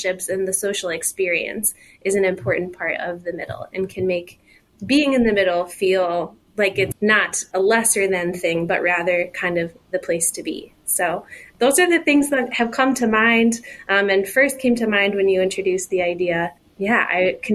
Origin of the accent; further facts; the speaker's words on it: Michigan, United States; also born or lived in Brooklyn, New York; now in Cincinnati, United States; I grew up in Michigan